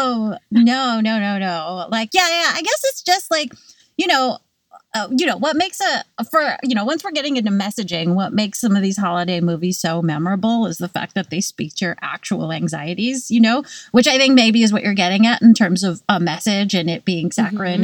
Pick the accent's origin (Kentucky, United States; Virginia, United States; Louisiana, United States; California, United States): California, United States; now in New York, United States; I grew up in California